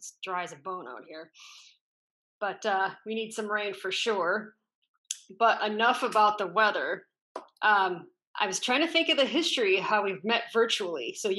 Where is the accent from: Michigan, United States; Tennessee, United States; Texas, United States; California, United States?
Michigan, United States; Oh, yeah. I grew up in Michigan in Midwest, obviously.